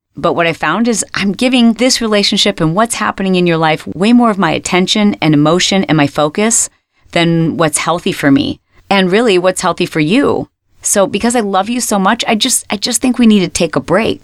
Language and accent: English; Michigan, United States; When I was a little girl and we were growing up in Michigan